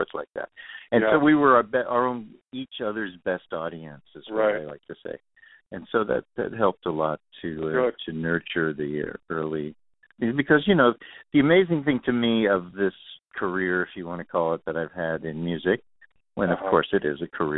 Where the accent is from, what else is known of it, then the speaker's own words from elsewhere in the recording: New York City, New York, United States; moved away as an adult; also born or lived in Boston / California; I was raised in Queens, New York